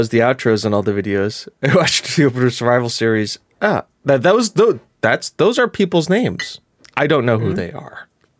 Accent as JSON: {"language": "English", "country": "United States", "said": "I'm the American"}